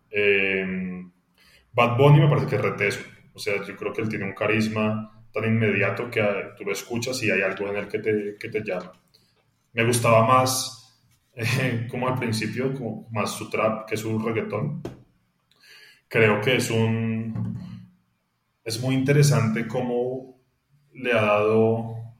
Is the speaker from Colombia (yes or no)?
yes; Colombia; yo crecí en Colombia